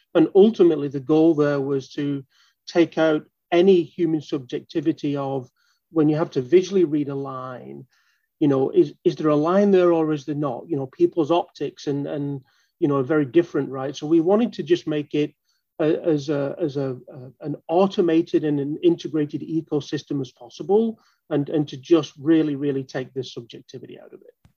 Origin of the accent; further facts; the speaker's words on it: Manchester, North West England, United Kingdom; moved away as an adult; now in Baltimore, United States; I actually uh, am from Manchester in the UK.